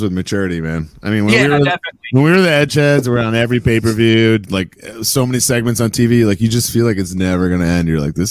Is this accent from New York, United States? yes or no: yes; New York, United States; born or raised there